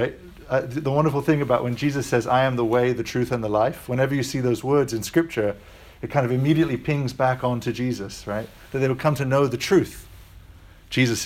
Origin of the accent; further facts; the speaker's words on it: United States; I am American